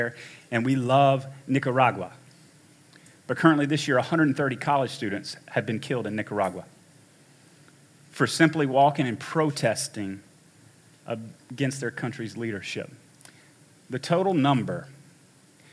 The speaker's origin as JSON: {"language": "English", "country": "United States", "tie": "born or raised there", "said": "we grew up in America"}